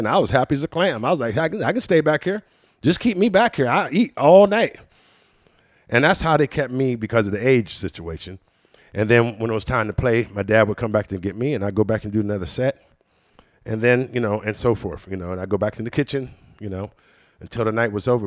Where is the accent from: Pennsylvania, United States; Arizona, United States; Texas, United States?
Pennsylvania, United States; Washington; also born or lived in Pittsburgh, Pennsylvania; Washington, Pennsylvania, but that's where I was actually born